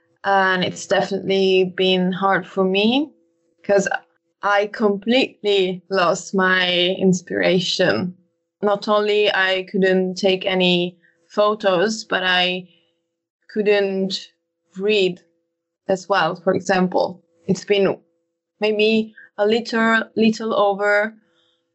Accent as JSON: {"language": "English", "country": "Italy", "said": "I'm from Italy."}